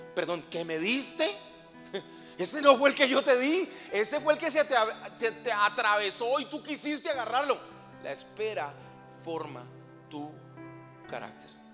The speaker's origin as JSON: {"language": "Spanish", "country": "Colombia", "moved": "as an adult", "lives_now": "Veracruz, Mexico", "said": "soy colombiano"}